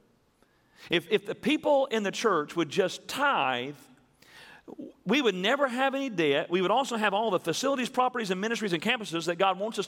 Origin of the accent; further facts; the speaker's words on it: Tennessee, United States; when we were growing up in Tennessee